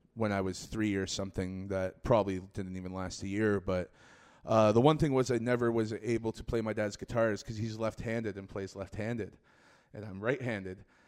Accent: Scarborough, Ontario, Canada; I'm born and raised in Scarborough

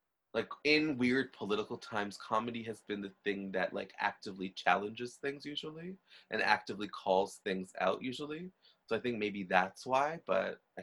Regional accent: Trinidad & Tobago; I'm Trinidadian, right? So Trinidad's a little different, but from being like Black and Indian

